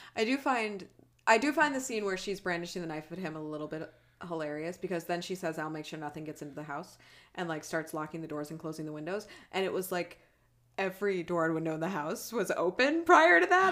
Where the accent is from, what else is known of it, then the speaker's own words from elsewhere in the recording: United States; I am an American